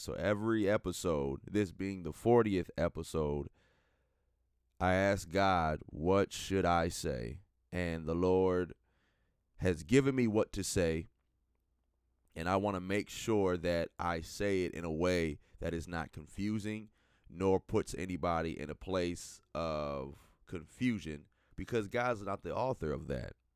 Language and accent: English; Minnesota, United States; coming to you live and direct from the great state of Minnesota, my home state